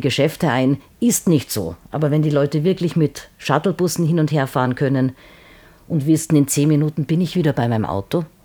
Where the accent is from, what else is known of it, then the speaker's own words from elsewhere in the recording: Salzburg, Austria; ich bin äh, Salzburger